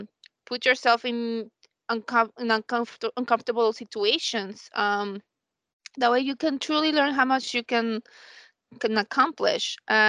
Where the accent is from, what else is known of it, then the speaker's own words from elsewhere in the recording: Colombia; I'm from Colombia